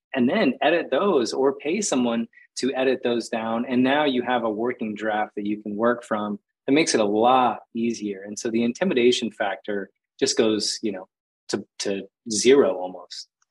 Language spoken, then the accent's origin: English; Phoenix, Arizona, United States; moved away as an adult; also born or lived in Costa Rica; I grew up in Phoenix, Arizona, just like concrete jungle and desert.